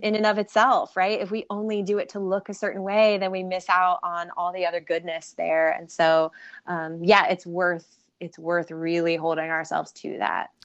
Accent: Ohio, United States

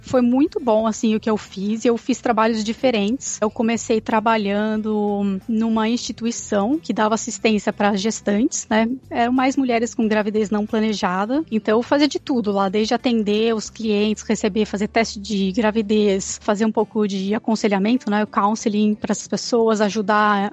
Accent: Campinas, São Paulo, Brazil; first language Portuguese; moved away as an adult; also born or lived in Iowa, United States; now in Syracuse, United States; eu sou de Campinas, São Paulo. Morei minha vida inteira em Campinas até eu mudar para os Estados Unidos

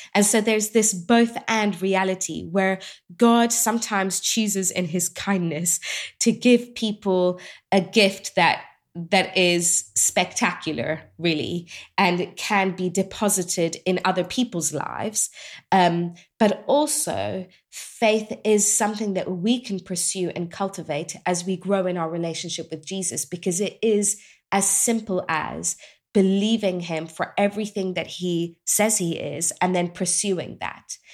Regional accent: England, United Kingdom; I grew up in England, so I know this well, you know, British culture

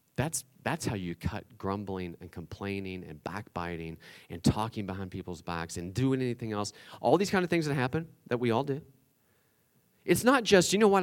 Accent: West Virginia, United States; I'm from West Virginia

